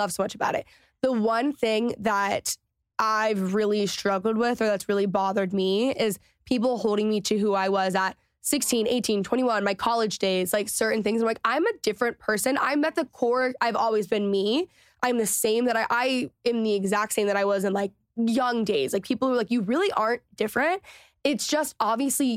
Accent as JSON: {"language": "English", "region": "Texas", "country": "United States", "tie": "born or raised there", "also_born_or_lived": "Los Angeles", "moved": "yes", "said": "growing up in Texas"}